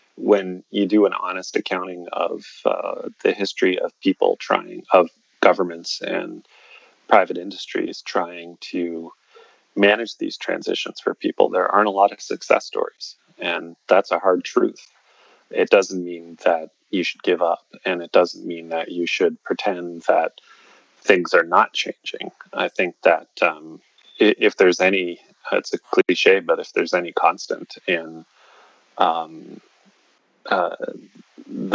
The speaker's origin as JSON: {"language": "English", "area": "Cape Breton Island", "region": "Nova Scotia", "country": "Canada", "tie": "born or raised there", "moved": "yes", "said": "there weren't a lot of people where I grew up on Cape Breton Island"}